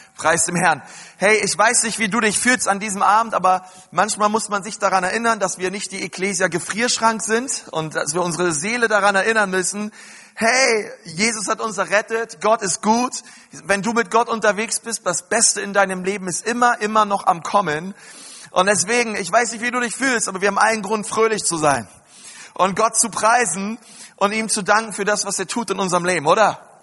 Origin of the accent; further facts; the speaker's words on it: Berlin, Germany; ich bin in Berlin groß geworden